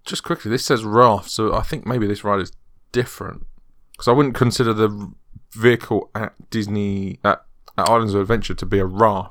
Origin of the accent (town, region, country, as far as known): United Kingdom